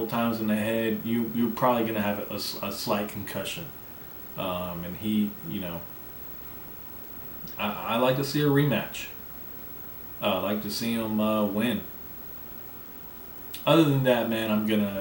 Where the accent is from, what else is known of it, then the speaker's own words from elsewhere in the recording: Arkansas, United States; I'm from Arkansas